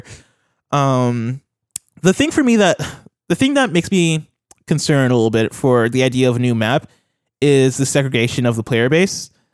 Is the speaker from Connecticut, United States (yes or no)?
no; Illinois, United States; I'm from Illinois